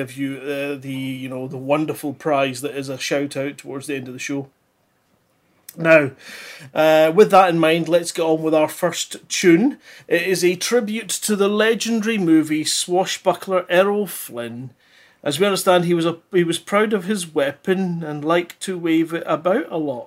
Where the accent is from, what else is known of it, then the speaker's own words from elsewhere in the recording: Scotland, United Kingdom; accent: Scottish; if you speak proper, like what we do up here in Scotland